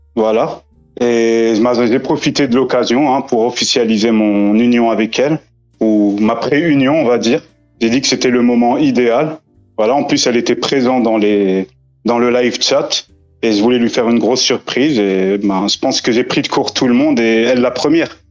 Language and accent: French; France; j'ai grandi en France